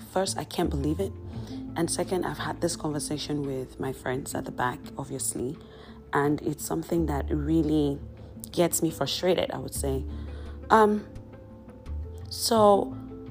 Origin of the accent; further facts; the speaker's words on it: Cameroon; I am from Cameroon